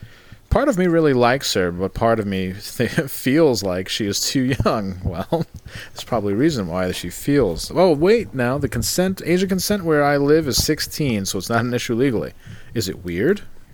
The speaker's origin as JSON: {"language": "English", "country": "Canada", "said": "I am fat and I am Canadian, so perfect."}